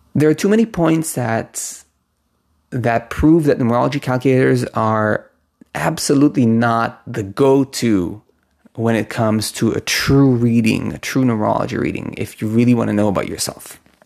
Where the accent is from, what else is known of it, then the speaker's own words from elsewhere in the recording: Israel; I was born in Israel. My name was given to me with Hebrew letters